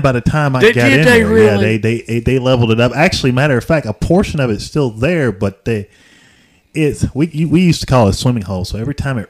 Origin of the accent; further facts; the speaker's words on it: Chattanooga, Tennessee, United States; I grew up in Chattanooga, believe it or not. As a matter of fact, you said something to me on the live segment that hit me hard because, believe it or not, I grew up in East Lake Courts.